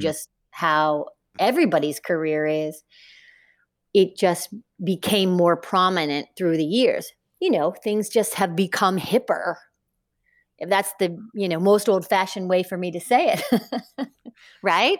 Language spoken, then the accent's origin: English; Northern Kentucky, United States; moved away; I grew up in Northern Kentucky, a small town in Kentucky